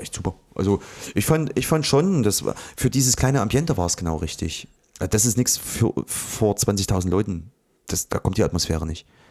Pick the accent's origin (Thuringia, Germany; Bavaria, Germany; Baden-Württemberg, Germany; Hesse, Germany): Thuringia, Germany; Ohrdruf; in Ortruf bei mir im, ja, da wo ich aufgewachsen bin, so dieser Ort